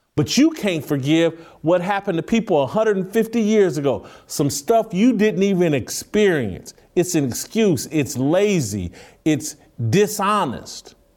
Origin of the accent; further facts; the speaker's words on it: United States; I'm grateful for being an American